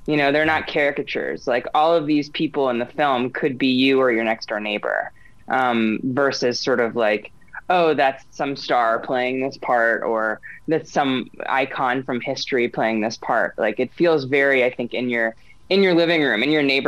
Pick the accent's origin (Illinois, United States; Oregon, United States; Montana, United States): Montana, United States; We are also from Montana.